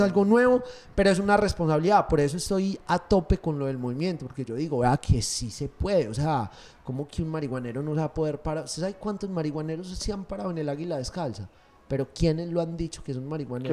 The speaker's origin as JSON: {"language": "Spanish", "area": "Paisa", "region": "Antioquia", "country": "Colombia", "said": "Obviamente soy paisa, pero todos los colombianos somos una chimba"}